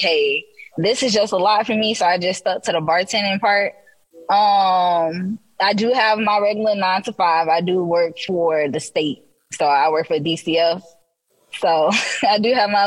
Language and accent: English; Orlando, Florida, United States; I'm from the Orlando, Florida location